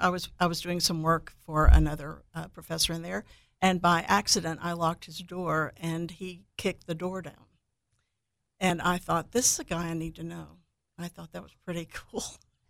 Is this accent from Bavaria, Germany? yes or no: no; Heidelberg, Baden-Württemberg, Germany; born there; And I was born in Heidelberg, 7 brothers and sisters, and they were married all over Europe where my dad was stationed.